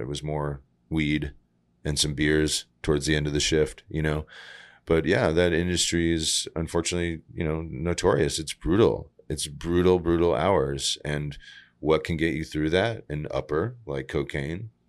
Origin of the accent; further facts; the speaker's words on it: Groton, Connecticut, United States; moved away as an adult; also born or lived in San Francisco; Growing up in Groton, Connecticut, it's, what we had was empty parking lots